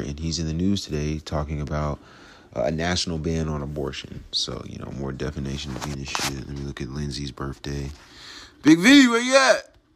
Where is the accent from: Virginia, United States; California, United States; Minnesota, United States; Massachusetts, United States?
California, United States; Los Angeles; I'm from Watts, the grimy east side